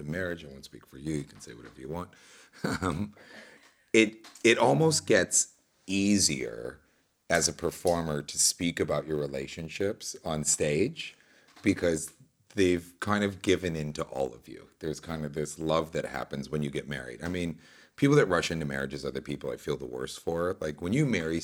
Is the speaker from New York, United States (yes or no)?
yes; New York, United States; growing up in New York